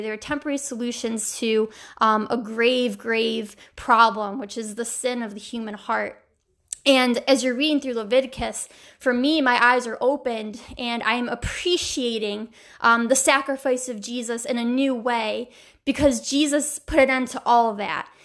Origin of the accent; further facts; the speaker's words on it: New York, United States; my home state